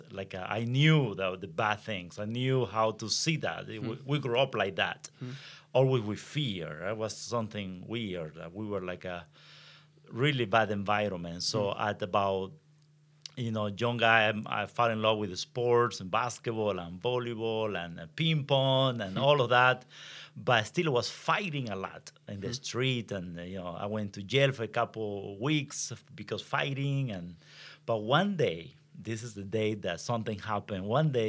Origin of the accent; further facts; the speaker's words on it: Venezuela; English is a second language; moved away; I am from Venezuela, so right. I speak better Spanish than English.